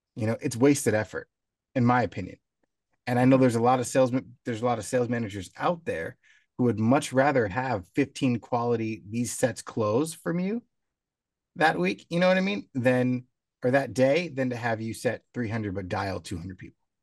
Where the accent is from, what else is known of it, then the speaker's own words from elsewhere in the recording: San Diego, California, United States; growing up in San Diego